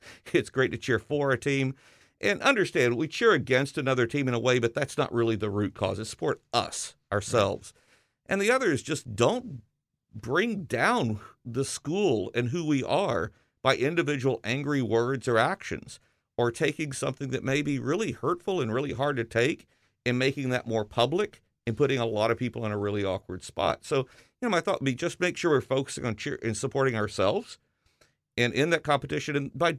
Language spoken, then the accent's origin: English; the South, United States; You know, growing up in the South, that was pretty amazing.